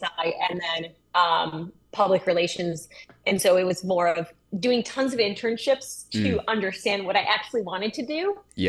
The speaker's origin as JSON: {"language": "English", "town": "Pinconning", "region": "Michigan", "country": "United States", "tie": "born or raised there", "said": "I grew up in a small town in Michigan. It was called Pinconning, which is like a population of, I think, less than 12,000. Or not 12,000, 1,200. It was super tiny, one stoplight."}